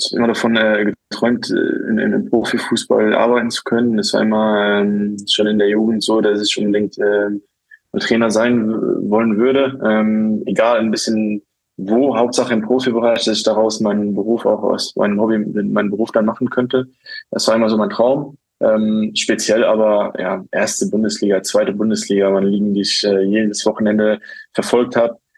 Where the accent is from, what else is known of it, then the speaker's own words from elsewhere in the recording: Luxembourg; ich bin dann ja, in Luxemburg aufgewachsen, habe aber ähm, auch immer wieder versucht, in, ähm, ja, den Bezug äh, zu Portugal auch nicht zu verlieren.